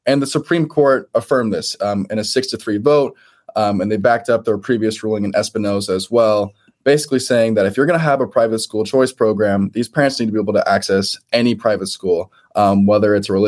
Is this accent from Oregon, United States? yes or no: yes; Portland, Oregon, United States; As I mentioned to you earlier before the show started, I'm from Portland, Oregon. Free markets is not exactly something that we champion out here.